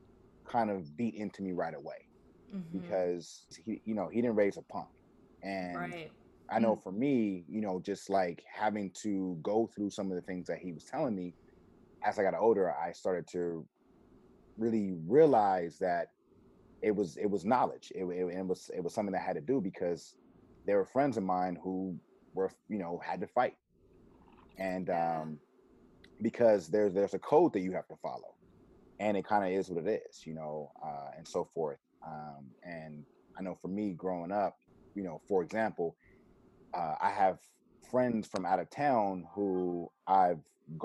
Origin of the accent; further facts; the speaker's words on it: Los Angeles, California, United States; I grew up off of Hauser and Washington, Adams and La Brea. And back when I was a kid, it was considered South Central. And then years later, it became Mid-City.